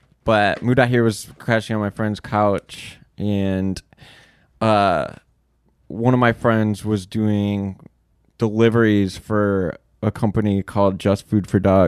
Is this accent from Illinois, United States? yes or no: yes; Chicago, Illinois, United States; moved away as an adult; I'm from Chicago.